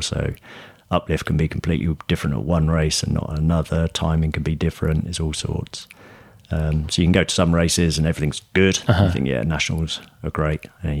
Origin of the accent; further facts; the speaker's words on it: Newbury, South East England, United Kingdom; moved to a company in my hometown in Newbury.